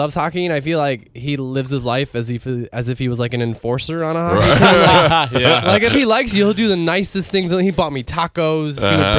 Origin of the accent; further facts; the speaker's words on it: Wabash, Indiana, United States; moved away; also born or lived in Chicago; I grew up in a small town in Indiana, and I started out in Chicago.